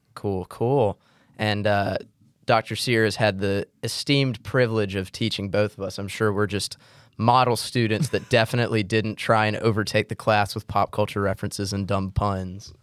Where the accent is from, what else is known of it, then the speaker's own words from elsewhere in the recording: Mississippi, United States; I'm from Mississippi. We do biscuits.